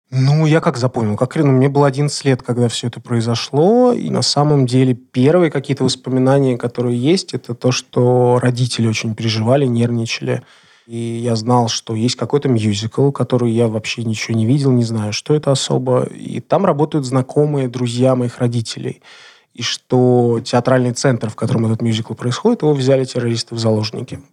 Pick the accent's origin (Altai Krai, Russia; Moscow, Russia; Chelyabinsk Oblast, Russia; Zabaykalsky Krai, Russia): Moscow, Russia; я москвич